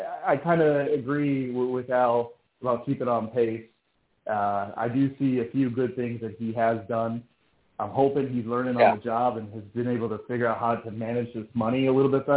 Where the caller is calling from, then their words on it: Tomball, Texas, United States; Gentlemen … from Tomball, Texas.